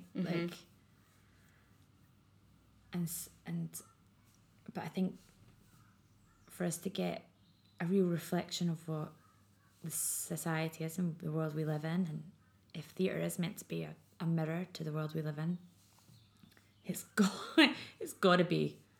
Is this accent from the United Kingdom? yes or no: yes; Scotland, United Kingdom; I'm very Scottish